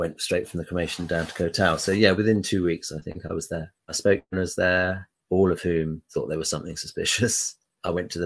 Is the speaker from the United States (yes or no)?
no; United Kingdom; I'm a British citizen